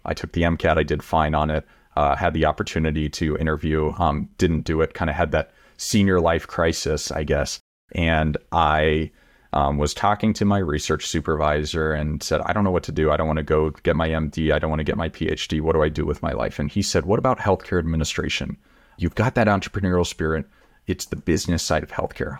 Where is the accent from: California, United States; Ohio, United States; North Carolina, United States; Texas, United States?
Texas, United States; I grew up in Texas